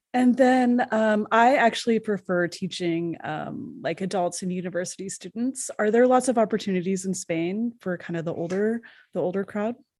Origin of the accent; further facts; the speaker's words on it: Canada; I'm from Canada